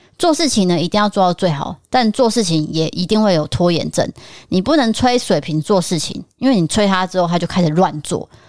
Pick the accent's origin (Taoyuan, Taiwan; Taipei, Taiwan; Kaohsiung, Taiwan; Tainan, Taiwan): Tainan, Taiwan; D K D 嫂选我，我也是台南人，同乡哎、欸。